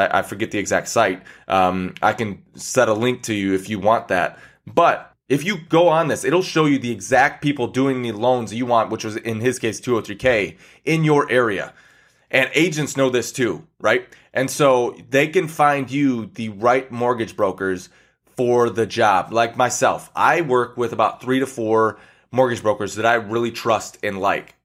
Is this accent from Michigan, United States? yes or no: yes; Michigan, United States; I'm from Michigan, so, you know, we have lakes around us